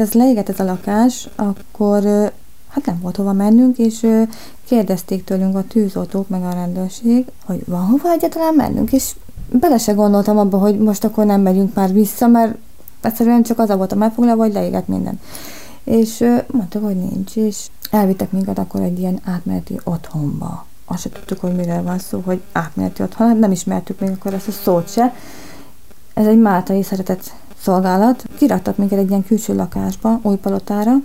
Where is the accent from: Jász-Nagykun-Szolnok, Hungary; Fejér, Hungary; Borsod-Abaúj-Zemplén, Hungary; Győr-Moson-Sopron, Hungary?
Borsod-Abaúj-Zemplén, Hungary; Hernádnémeti; moved away as an adult; also born or lived in Miskolc; now in Budapest, Hungary; Miskolcon születtem, de egyébként Hernán Németibe laktam, Miskolctól 20 kilométerre. Itt vagyok már Pesten 8, 9 éve már